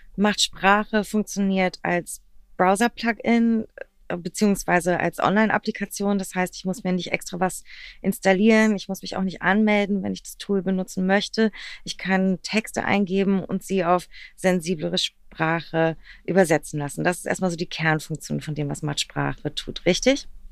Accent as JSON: {"language": "German", "region": "Berlin", "country": "Germany", "tie": "born or raised there"}